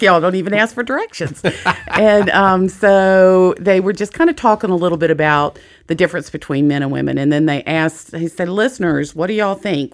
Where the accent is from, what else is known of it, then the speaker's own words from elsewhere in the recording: Jacksonville, Florida, United States; I was, I was born in Jacksonville, Florida